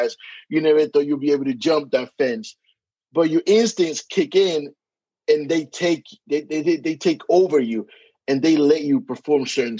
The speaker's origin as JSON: {"language": "English", "country": "Dominican Republic", "also_born_or_lived": "Passaic, New Jersey / New York", "accent": "Hispanic", "moved": "yes", "lives_now": "Atlanta, United States", "said": "can tell by the accent, I am Hispanic. I am from the Dominican Republic, but I spent 20 years living in New York, and now I reside"}